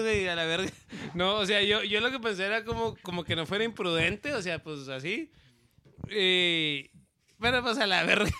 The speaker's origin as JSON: {"language": "Spanish", "town": "Ciudad Juárez", "region": "Chihuahua", "country": "Mexico", "said": "somos de Ciudad Juárez, en frontera con El Paso"}